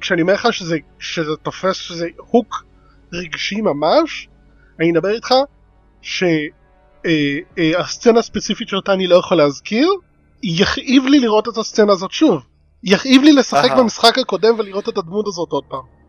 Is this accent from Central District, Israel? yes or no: yes; Ness Ziona, Central District, Israel; moved away; אני מנס ציון במקור